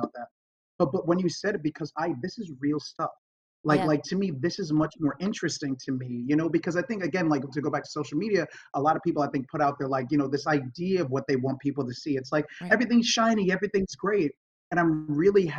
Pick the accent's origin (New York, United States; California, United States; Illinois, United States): New York, United States; moved away as an adult; now in Los Angeles, United States; I grew up in New York, I got sober in New York, and I live in LA now